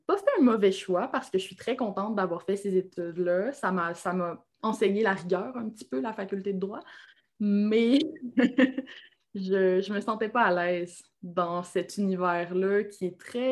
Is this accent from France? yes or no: no; Alma, Quebec, Canada; accent: Québécois; moved away as an adult; also born or lived in Ottawa, Ontario; now in Quebec City, Canada; Je suis née à Alma, au lac Saint-Jean